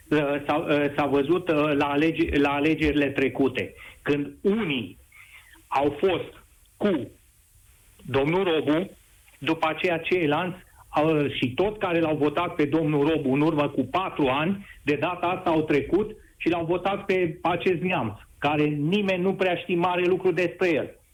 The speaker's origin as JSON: {"language": "Romanian", "region": "Timiș County", "country": "Romania", "said": "din punctul meu de vedere ca bănățean autentic, ne-a dezbinat urât. De ce? În altă, în altă ordine de idei, aici la Timișoara vreau să vă spun"}